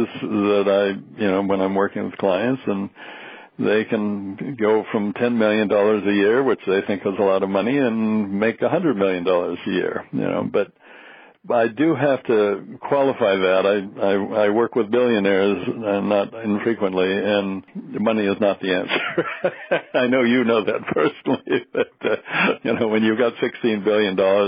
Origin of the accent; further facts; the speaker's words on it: the Northwest, Pacific Northwest, United States; I was raised in the Northwest